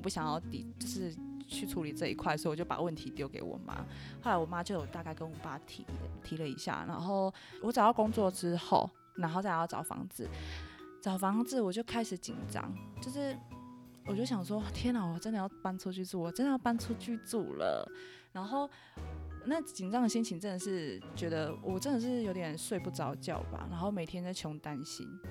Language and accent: Chinese; Lukang, Changhua County, Taiwan; 我老家在鹿港